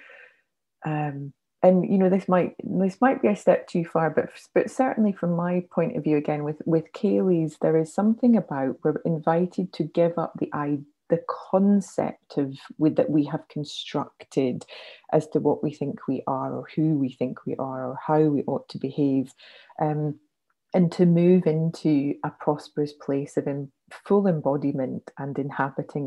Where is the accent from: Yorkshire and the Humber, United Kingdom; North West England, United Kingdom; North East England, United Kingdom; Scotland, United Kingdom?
Scotland, United Kingdom; moved away; also born or lived in South of England; as a Scot